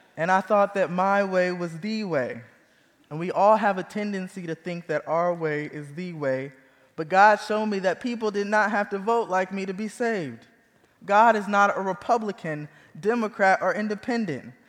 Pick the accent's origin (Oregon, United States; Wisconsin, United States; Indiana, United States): Indiana, United States; Fort Wayne; moved away as an adult; also born or lived in Chicagoland area, Illinois; now in Kansas City, United States; I was born and raised in Fort Wayne, Indiana